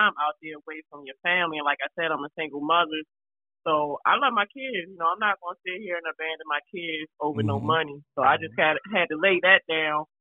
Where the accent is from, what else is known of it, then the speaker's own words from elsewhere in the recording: Baltimore, Maryland, United States; I came from Baltimore, Maryland.